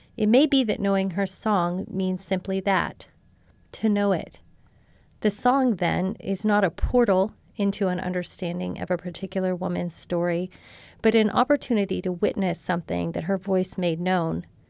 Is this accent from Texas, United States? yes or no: yes; Marshall, Texas, United States; my rural Southern community in my hometown of Marshall, Texas